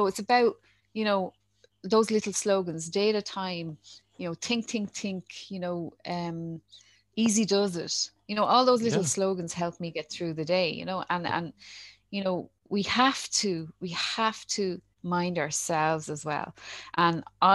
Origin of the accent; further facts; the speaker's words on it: Dublin, Leinster, Ireland; also born or lived in Ballymun, Dublin; I grew up in Talla.